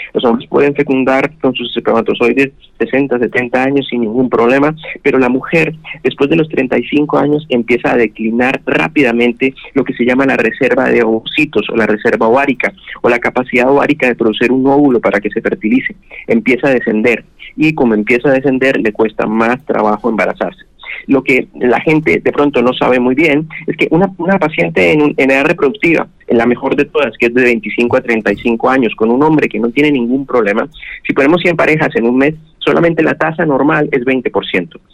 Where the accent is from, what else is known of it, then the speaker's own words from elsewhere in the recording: Bucaramanga, Santander, Colombia; also born or lived in Tunja, Boyacá; now in Barranquilla, Colombia; me crié en Bucaramanga